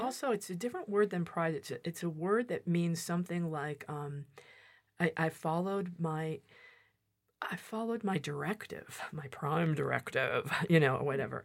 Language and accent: English; Massachusetts, United States; moved away as an adult; also born or lived in Santa Barbara, California; I grew up here in Massachusetts